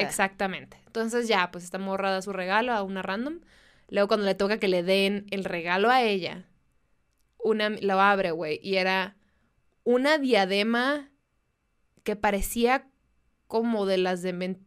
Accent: Mexicali, Baja California, Mexico; first language Spanish; mi intercambio de amigas de las que somos de, de Mexicali

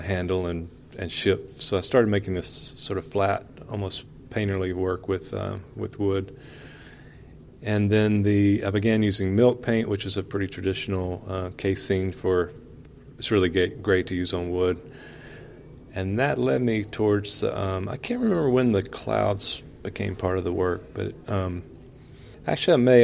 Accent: West Point, Mississippi, United States; moved away as an adult; also born or lived in Chicago; born and raised in West Point, Mississippi

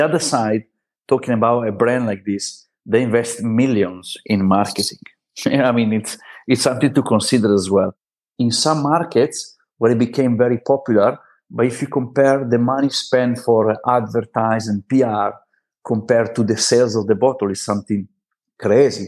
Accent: Italy; moved away as an adult; now in Barcelona, Spain; at least in Italy, we grow up with aperitivo

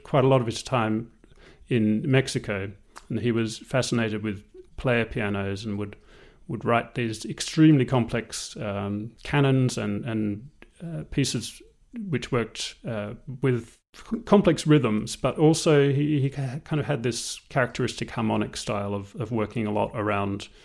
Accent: Tasmania, Australia; moved away as an adult; also born or lived in Melbourne, Australia; now in London, United Kingdom; I'm Australian. I grew up in Tasmania and I studied in Melbourne. And I moved to London in 2000.

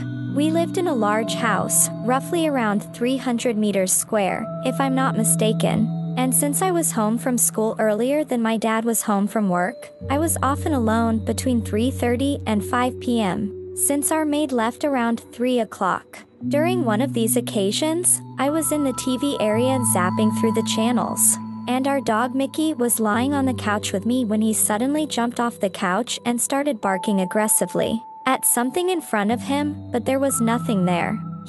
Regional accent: Sweden; English is a second language; I'm from Sweden, and my dad grew up in a village up north.

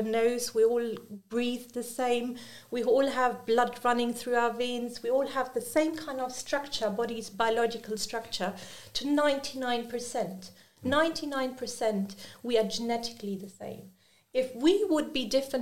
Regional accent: Germany; first language German, Urdu; English is a second language; I've grown up in an Urdu household where I've also grown up in Germany. So my native language is also German

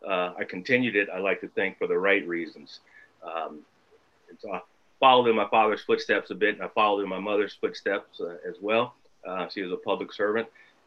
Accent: Parsons, Kansas, United States; moved away as an adult; it all started, I think, in Parsons, Kansas. At least that's where I was born. But that is my hometown.

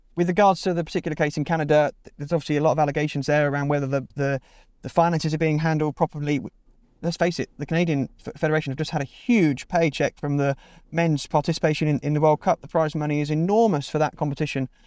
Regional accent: Milton Keynes, South East England, United Kingdom; moved away as an adult; also born or lived in Bristol; I grew up in Milton Keynes for the first eighteen years of my life, then lived in Bristol for five years

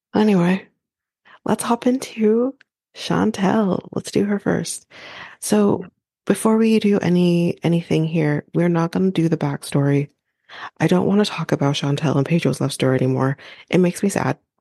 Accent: Canada; I'm Canadian

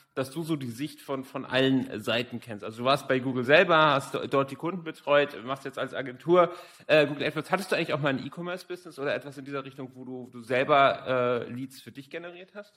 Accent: Hamburg, Germany; Ich komme ja selber aus Hamburg, also zwei Norddeutsche heute hier zusammen

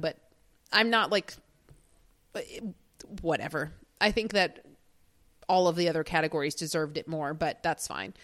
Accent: United States; as an American

